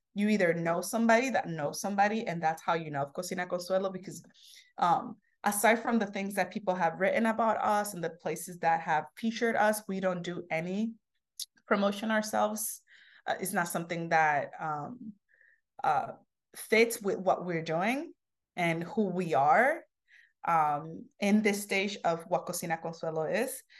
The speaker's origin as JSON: {"language": "English", "town": "New York City", "region": "New York", "country": "United States", "tie": "born or raised there", "also_born_or_lived": "Santo Domingo, Dominican Republic", "said": "where I grew up here in Harlem. So when I came when I was ten years old, I moved to, um, the cusp of Harlem and, uh, Sugar Hill."}